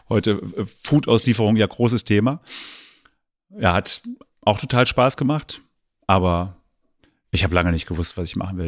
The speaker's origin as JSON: {"language": "German", "region": "eastern Germany", "country": "Germany", "tie": "born or raised there", "said": "ich bin ja im Osten der Republik groß geworden"}